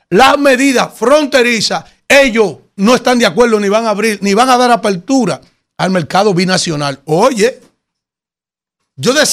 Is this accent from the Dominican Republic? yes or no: yes; Dominican Republic; Somos nosotros los dominicanos.